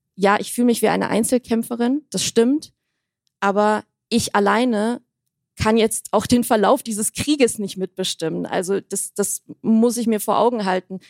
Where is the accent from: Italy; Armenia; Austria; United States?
Armenia; meine Heimat, mein Volk, mein Land